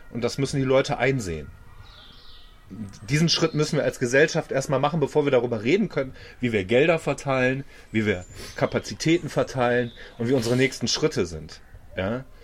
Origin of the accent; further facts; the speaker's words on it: Germany; Und ich finde, das ist da, wo wir uns als Deutsche mit einbringen müssen.